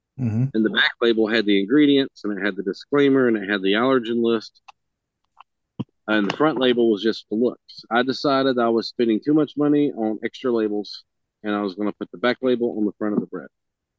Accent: California, United States; I'm from California. We know what bread is supposed to taste.

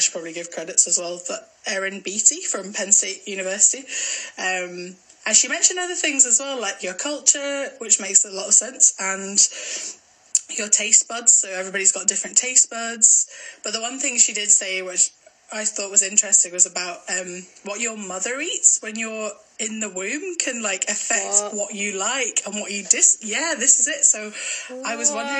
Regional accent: Glasgow, Scotland, United Kingdom; Someone thought I was Canadian once, which I thought was kind of cool, but... Yeah, I am from Glasgow, I promise.

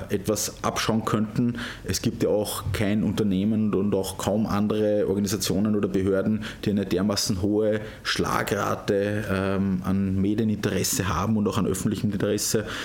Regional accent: Kaumberg, Lower Austria, Austria; pendle ich auch immer gern nach Hause äh, in meine Heimatgemeinde Kaumberg

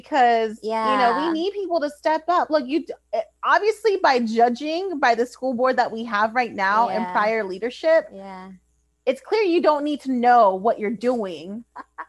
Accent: Paso Robles, California, United States; Paso Robles. You know, that's my hometown. I'm a proud Bearcat alumni

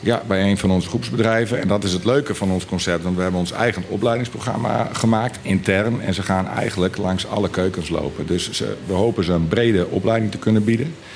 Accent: Friesland, Netherlands; moved away as an adult; now in Bonaire; we komen oorspronkelijk uit eh, Friesland

